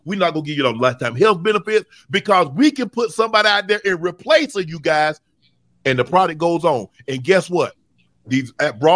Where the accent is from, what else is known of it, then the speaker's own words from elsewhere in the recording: Glenville, United States; You ain't from my hometown. I don't know not one owner from Glenville